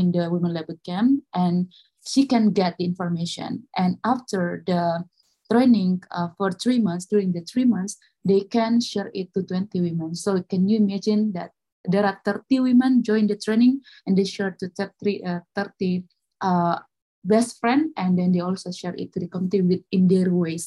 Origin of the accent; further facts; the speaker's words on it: Makassar, South Sulawesi, Indonesia; I am from Makassar, South Sulawesi, Indonesia.